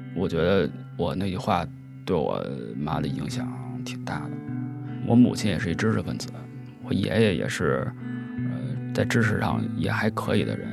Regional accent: Beijing, China; 三十岁，一个北京人

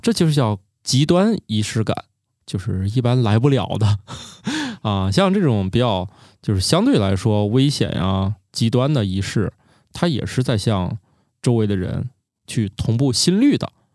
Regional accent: China; 我们中国人

